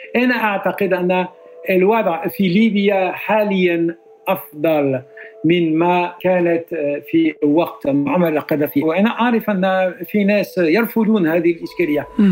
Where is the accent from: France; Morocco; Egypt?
France; Arabic is a second language; أنا فرنسي